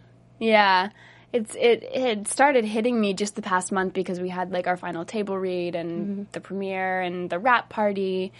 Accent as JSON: {"language": "English", "region": "Pennsylvania", "country": "United States", "moved": "yes", "said": "I'm from Pennsylvania"}